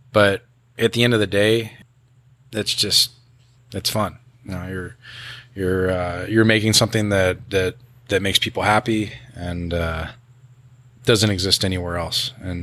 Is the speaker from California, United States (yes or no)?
yes; Los Angeles, California, United States; This is where I grew up. I grew up in Sylmar. You know, I've been out here my whole life